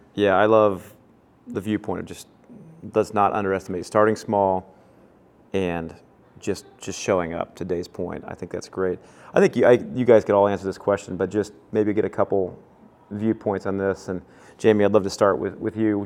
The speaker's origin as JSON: {"language": "English", "town": "Kansas City", "country": "United States", "tie": "born or raised there", "said": "growing up in Kansas City together"}